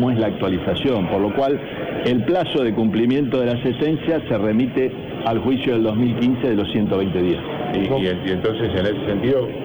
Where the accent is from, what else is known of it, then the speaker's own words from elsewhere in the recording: Santa Fe, Argentina; los que estamos como santafesinos